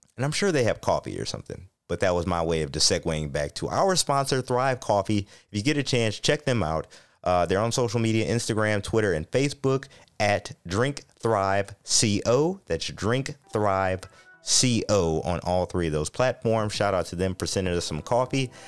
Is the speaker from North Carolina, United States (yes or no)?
no; Ohio, United States; my hometown in Ohio